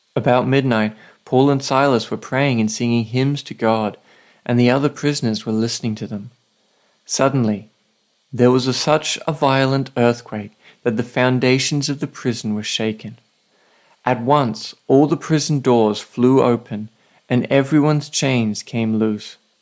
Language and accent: English; Australia; now in Saipan, Northern Mariana Islands; I'm an Aussie writer and pastor